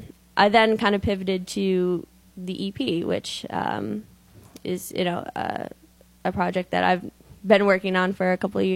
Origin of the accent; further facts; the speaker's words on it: Schaumburg, Illinois, United States; Schaumburg, Illinois. So Chicago.